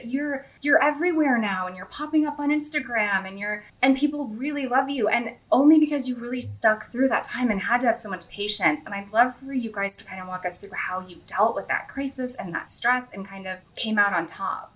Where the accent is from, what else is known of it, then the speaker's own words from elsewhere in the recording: St. Louis, Missouri, United States; moved away; I grew up like near Ladue